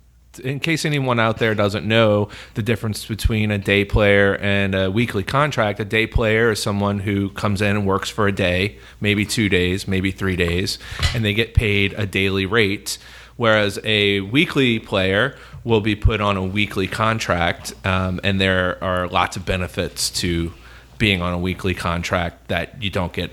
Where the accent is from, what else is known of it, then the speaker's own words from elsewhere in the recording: New Orleans, Louisiana, United States; I don't know if you know this, but I'm from New Orleans. So when I was a kid, when I was a child, I was an actor in the city